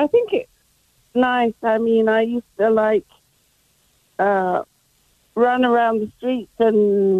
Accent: England, United Kingdom; now in Cleveland, United States; I'm a 76-year-old Brit, and I was raised in England where we had all the stores closed on Sunday and on special holidays like Easter

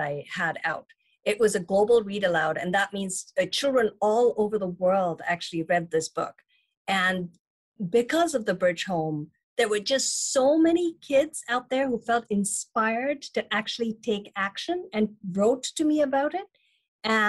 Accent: India; also born or lived in Chennai, India / Germany; now in United States; although I'm American now, the Indian culture is where I grew up

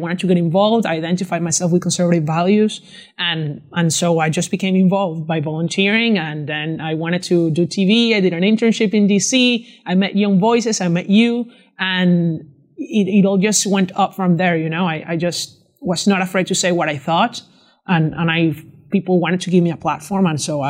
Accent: Venezuela; I'm from Venezuela

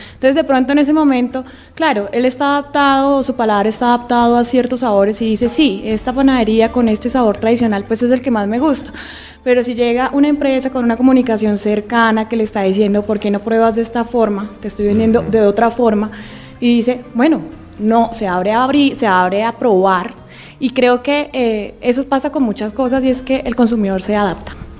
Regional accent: Colombia; somos colombianos

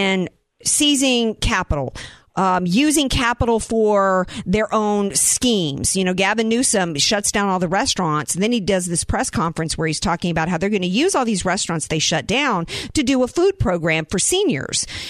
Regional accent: the South, United States; also born or lived in I'm a Southerner; now in San Diego, United States; I grew up in the South

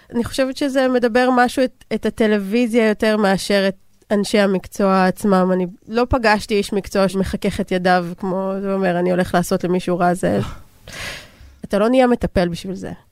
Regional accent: Israel

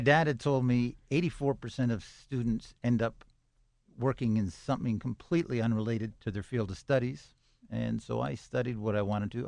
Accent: Toronto, Ontario, Canada; now in Pittsburgh, United States; I grew up in Toronto, Canada

